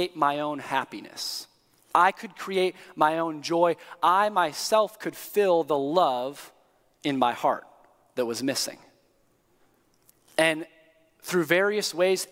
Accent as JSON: {"language": "English", "town": "East Lansing", "region": "Michigan", "country": "United States", "tie": "born or raised there", "moved": "yes", "lives_now": "Indiana, United States", "said": "I grew up in East Lansing, 5 minutes away from the Breslin Center where the Spartans played"}